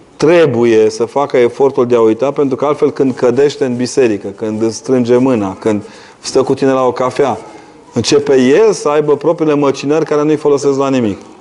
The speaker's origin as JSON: {"language": "Romanian", "region": "Transylvania", "country": "Romania", "said": "Eu, ca ardelean"}